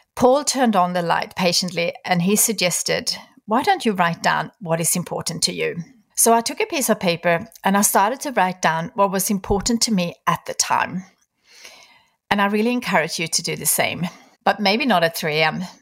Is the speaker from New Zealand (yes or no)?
no; Sweden; moved away; Sweden, my home country